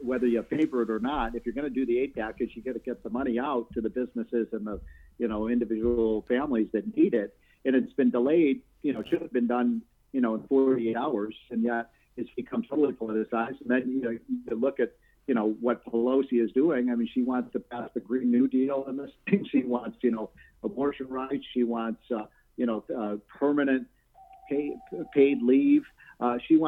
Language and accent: English; Illinois, United States; my home state of Illinois